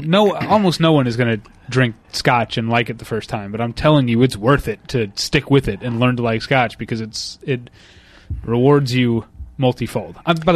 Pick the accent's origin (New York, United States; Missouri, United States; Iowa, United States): Missouri, United States; St. Louis; I'm from St. Louis. There was no hummus in the 1980s in St. Louis.